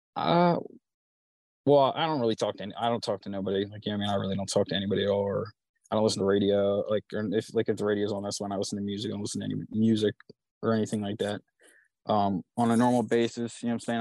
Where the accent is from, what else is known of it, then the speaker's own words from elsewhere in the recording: Chichester, Pennsylvania, United States; I'm from Delco, like uh, Chichester